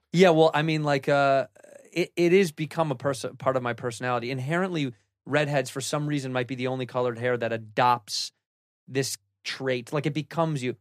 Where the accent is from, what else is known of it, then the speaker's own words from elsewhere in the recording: Chicago, Illinois, United States; I'm from Chicago, where everybody kinda sounds stupid